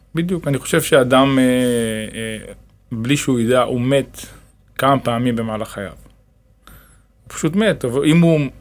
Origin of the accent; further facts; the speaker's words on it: Dimona, Southern District, Israel; גדלתי ב... בדימונה